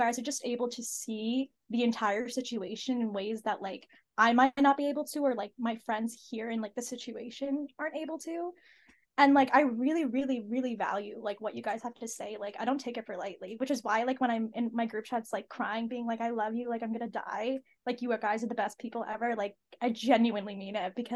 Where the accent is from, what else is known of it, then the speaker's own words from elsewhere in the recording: United States; I grew up in America. I'm first generation. My parents are immigrants